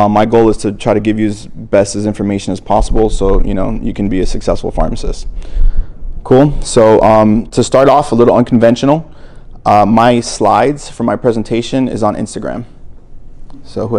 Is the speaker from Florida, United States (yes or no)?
yes; Miami, Florida, United States; also born or lived in New Jersey; I was raised in Miami. However, I was born in New Jersey, but I came to Miami when I was one.